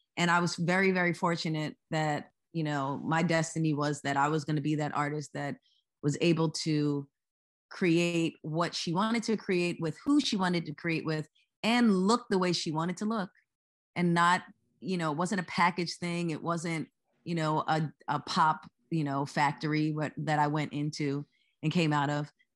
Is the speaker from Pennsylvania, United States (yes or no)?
yes; Lower Merion, Pennsylvania, United States; also born or lived in Philadelphia; I was born in Philadelphia, m, and I live in Philadelphia now, but I was actually raised in the same city that Kobe Bryant went to high school, which is Lower Marion